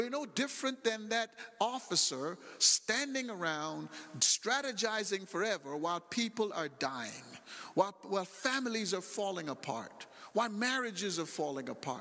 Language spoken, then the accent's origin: English; United States; I'm from America